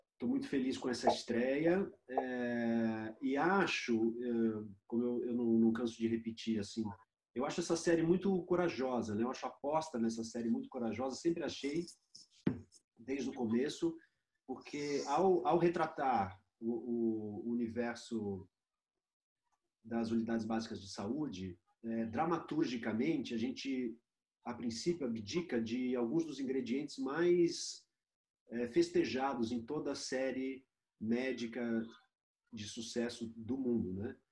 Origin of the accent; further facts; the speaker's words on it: Brazil; como brasileiro, como cidadão brasileiro